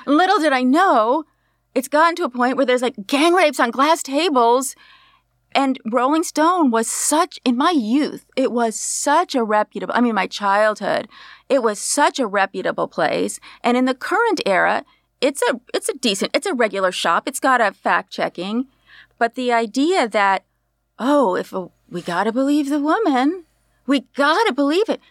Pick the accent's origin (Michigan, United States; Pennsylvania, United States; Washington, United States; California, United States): California, United States; Berkeley; I grew up in Berkeley